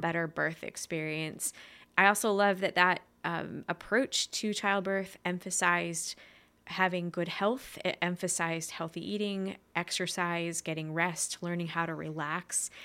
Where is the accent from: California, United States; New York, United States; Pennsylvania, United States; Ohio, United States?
Pennsylvania, United States; Main Line area near Philadelphia; I was born in Pennsylvania, kind of like in the, um, mainline area towards Philadelphia